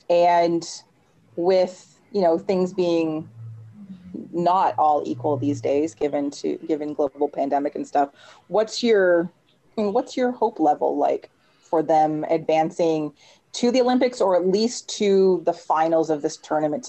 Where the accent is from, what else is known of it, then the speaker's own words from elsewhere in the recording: Canada; But we're Canadian soccer fans. We're not good at that.